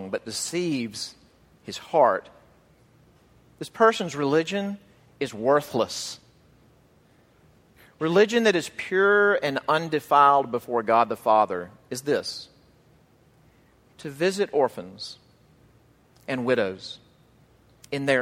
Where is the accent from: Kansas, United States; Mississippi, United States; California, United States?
Mississippi, United States; my home state of Mississippi